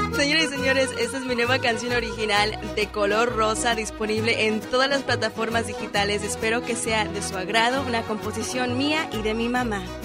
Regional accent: San Jose, California, United States; Yo soy originalmente bueno, de San José, California, de mamá mexicana y papá chileno.

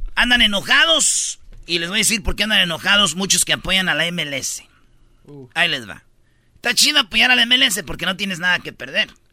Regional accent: Mexico; como mexicano

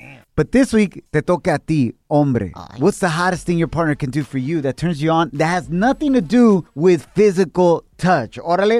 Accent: Jalisco, Mexico; I'm from Jalisco, Cotran, Jalisco.

